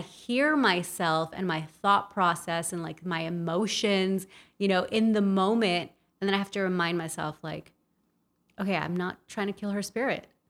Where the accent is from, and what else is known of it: Los Angeles, California, United States; born or raised there; also born or lived in El Salvador